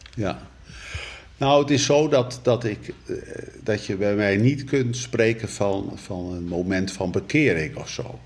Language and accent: Dutch; North Brabant, Netherlands; moved away as an adult; also born or lived in Rotterdam-IJsselmonde / Gouda / Betuwe / Zierikzee; now in Rotterdam, Netherlands; Geboren in Brabant, getrouwd met een Brabantse